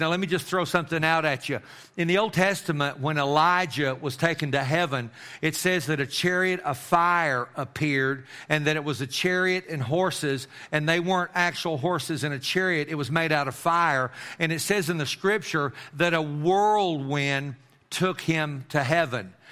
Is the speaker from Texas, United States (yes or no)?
yes; Amarillo, Texas, United States; I grew up in Amarillo